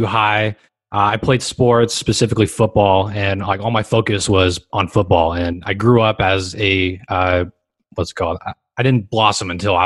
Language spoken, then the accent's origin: English; Los Angeles, California, United States; I grew up here in Los Angeles, California, specifically in Hermosa Beach, Redondo Beach, Manhattan Beach, all 3 beach cities